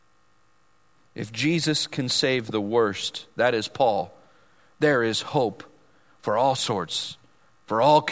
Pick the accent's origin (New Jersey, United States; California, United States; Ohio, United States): California, United States; Vallejo; people I grew up with in Vallejo